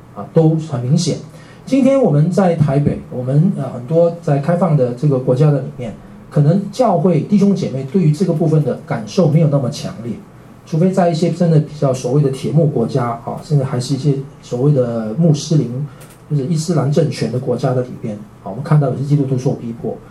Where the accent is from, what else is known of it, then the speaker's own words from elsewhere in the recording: Miri, Sarawak, Malaysia; moved away as an adult; now in Taipei, Taiwan; 我是在马来西亚嘛，哦，我的家乡在马来西亚。呃，我在马来西亚，呃，长大。我出生是在未来，两岁到了马来西亚。然后在马来西亚长大。